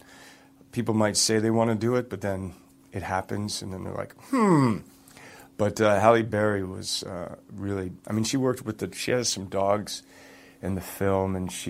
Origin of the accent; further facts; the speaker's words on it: Toronto, Ontario, Canada; I grew up in Toronto, played a lot of hockey